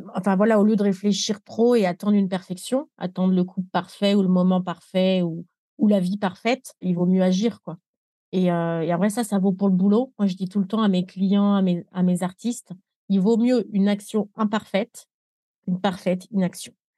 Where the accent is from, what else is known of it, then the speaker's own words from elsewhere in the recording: France; moved away as an adult; also born or lived in Nepal; je suis née en France